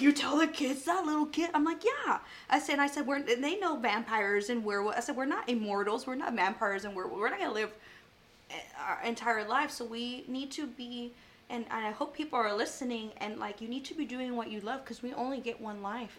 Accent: Tivoli, Texas, United States; moved away as an adult; now in Corpus Christi, United States; I grew up in Tivoli.

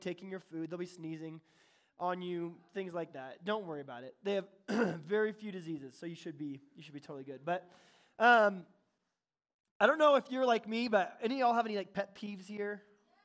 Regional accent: Bonsall, California, United States; I'm from Bonzel, which is right by Fallbrook, which is near Oceanside

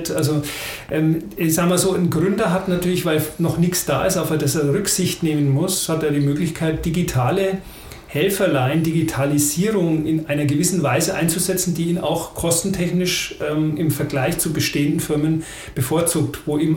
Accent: Aresing, Bavaria, Germany; ich komme ja aus Aresing ähm, bei Schopenhausen, da haben wir die Bauer AG.

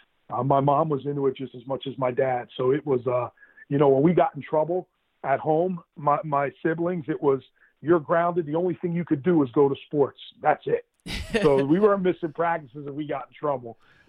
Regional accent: Jackson, New Jersey, United States; That's what it was. It was all sports. Jackson is a really big sports town.

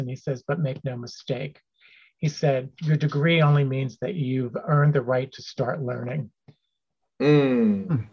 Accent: Cheltenham Township, Pennsylvania, United States; also born or lived in Philadelphia; I too was born in Philadelphia at a hospital that no longer exists. Uh, but I was raised as the third generation to live and be raised in Cheltenham Township.

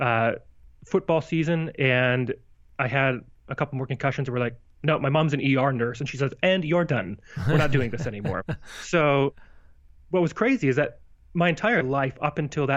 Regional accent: Missoula, Montana, United States; now in Las Vegas, United States; I grew up in Missoula, Montana, small place, gosh, then 70,000-ish people

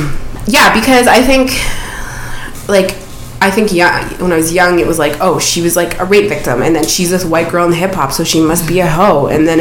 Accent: Toronto, Ontario, Canada; I'm from Toronto. I want to work in hip-hop.

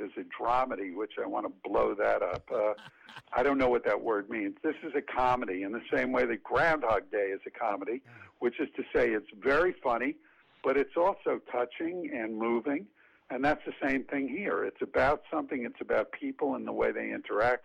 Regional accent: New York City, New York, United States; also born or lived in Yonkers, New York; I grew up in the Bronx in Yonkers

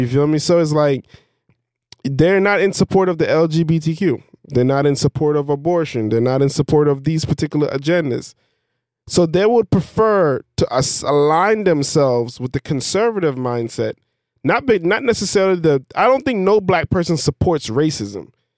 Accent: Belize; I'm from Belize.

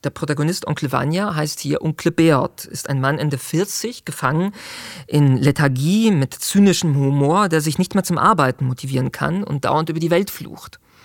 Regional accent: Zurich, Switzerland; ich kenne Schwammending, wo ich groß geworden bin in Zürich

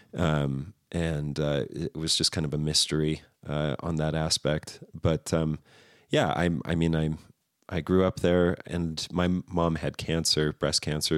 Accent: Redlands, California, United States; also born or lived in Riverside, California; I lived in Redlands for about nine years

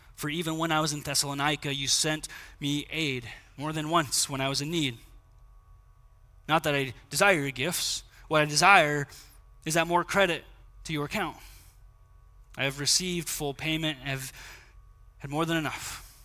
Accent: United States; as American Christians

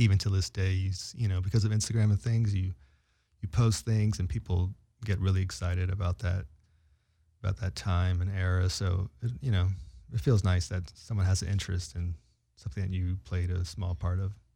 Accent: San Francisco, California, United States; I was from San Francisco

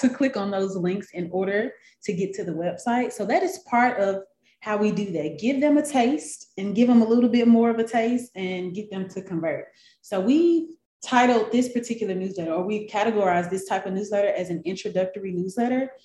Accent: Memphis, Tennessee, United States; moved away as an adult; now in Atlanta, United States; Well, I am originally from Memphis, Tennessee. That's where I was born and raised.

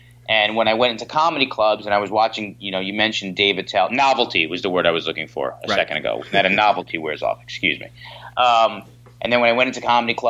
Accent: New York, United States; I'm a born and bred New York kid

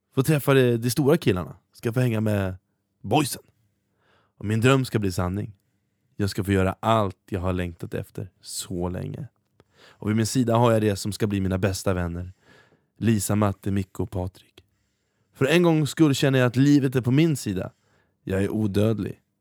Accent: Norrköping, Östergötland, Sweden; i min hemstad i Norrköping

